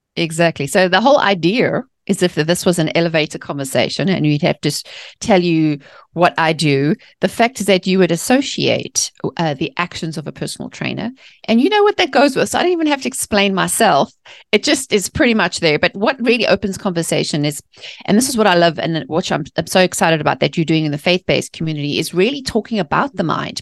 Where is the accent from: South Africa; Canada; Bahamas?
South Africa; Johannesburg, Gauteng; born or raised there; moved away as an adult; also born or lived in England; now in United States